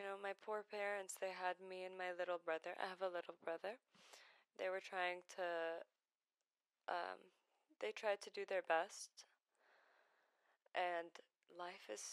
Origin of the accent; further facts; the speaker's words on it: Baghdad, Baghdad Governorate, Iraq; first language Arabic; English is a second language; moved away; I was born in Baghdad, the city, in Iraq, in 2000. So I'm 22 right now